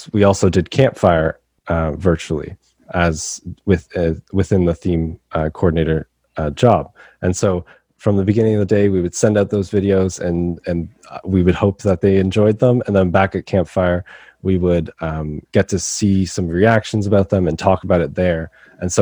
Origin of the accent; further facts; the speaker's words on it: Brampton, Ontario, Canada; I'm from Brampton, Ontario in Canada